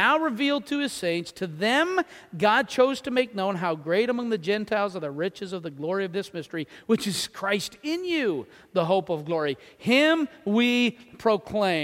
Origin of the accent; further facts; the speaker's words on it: New Brunswick, Canada; I'm from New Brunswick.